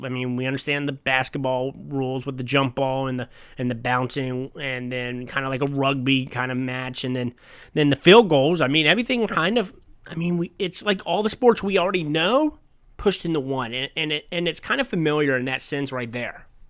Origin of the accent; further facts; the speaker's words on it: United States; as an American